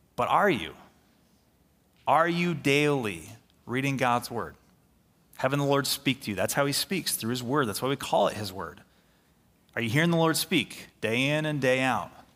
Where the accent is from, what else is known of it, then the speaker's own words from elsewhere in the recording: Middleville, Michigan, United States; here in Middleville, our town, my hometown, I grew up here, went to high school here. I live here.